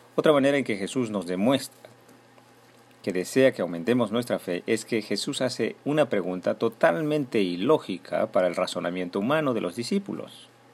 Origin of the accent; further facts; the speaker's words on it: Ilo, Moquegua, Peru; mi pueblo de Hilo, mi pueblo natal